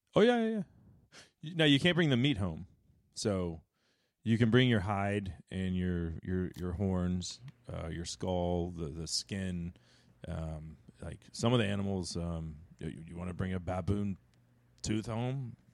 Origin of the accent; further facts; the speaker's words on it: Dallas, Texas, United States; also born or lived in Texarkana, Texas; I'm from Dallas